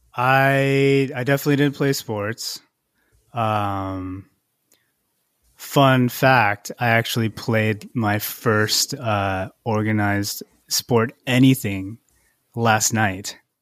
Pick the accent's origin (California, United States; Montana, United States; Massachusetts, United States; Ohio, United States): California, United States; Irvine; also born or lived in San Luis Obispo / Santa Barbara / Torrance / Gardena; Fourth grade was when I moved to Irvine